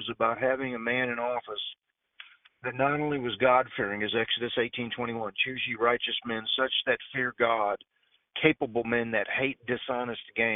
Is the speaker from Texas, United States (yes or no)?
yes; Fort Worth, Texas, United States; moved away